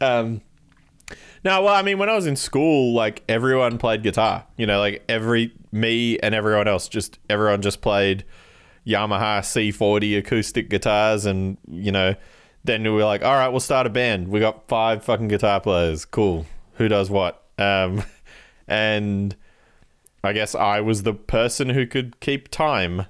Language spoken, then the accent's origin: English; Canberra, Australian Capital Territory, Australia; we're from Canberra